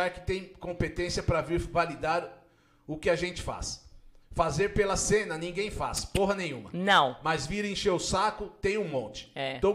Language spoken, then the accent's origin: Portuguese; São Bernardo do Campo, São Paulo, Brazil; Sou de São Bernardo do Campo. Ué, do ladinho da onde eu era aqui, de Santo André.